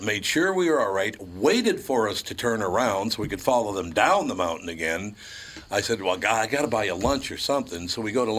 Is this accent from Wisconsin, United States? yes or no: yes; Wisconsin, United States; we're from Wisconsin